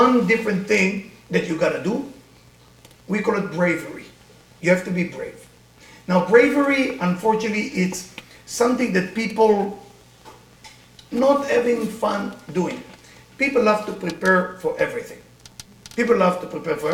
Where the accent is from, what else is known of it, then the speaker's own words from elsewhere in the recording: Israel; accent: Israeli; English is a second language; now in United States; I grew up in Israel